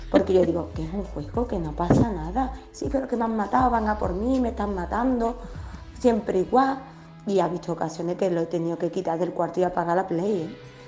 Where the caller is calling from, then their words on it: Seville, Andalusia, Spain; Buenos días, soy … de Sevilla.